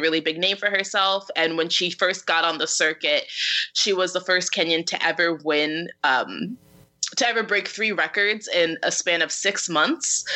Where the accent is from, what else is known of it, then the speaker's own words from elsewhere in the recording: Syracuse, New York, United States; moved away; I'm from Syracuse, New York, which is very snowy